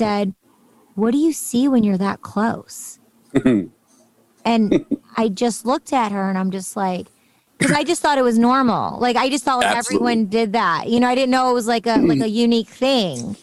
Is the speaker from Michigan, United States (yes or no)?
yes; Michigan, United States; moved away; also born or lived in Beverly Hills, California / London; I grew up going to school in Michigan, and then I grew up in Beverly Hills in California.